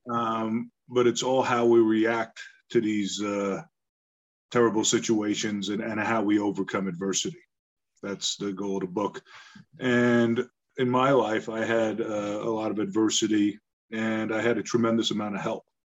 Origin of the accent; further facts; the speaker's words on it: Long Island, New York, United States; also born or lived in Bronx, New York; I was born in the Bronx. We moved out to Long Island, you know, to the suburbs